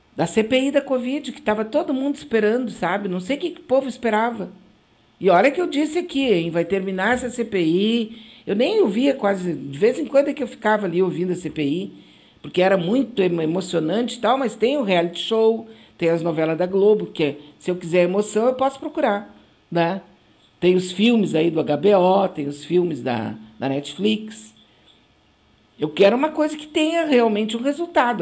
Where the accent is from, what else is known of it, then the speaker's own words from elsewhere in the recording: Porto Alegre, São Leopoldo, Rio Grande do Sul, Brazil; accent: gaúcho; also born or lived in Rio de Janeiro; Pátria para mim é Porto Alegre, Rio Grande do Sul, sabe, São Leopoldo